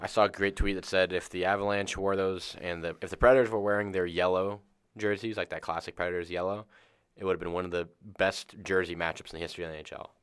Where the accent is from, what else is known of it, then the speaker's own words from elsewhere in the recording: Tampa, Florida, United States; we're from Tampa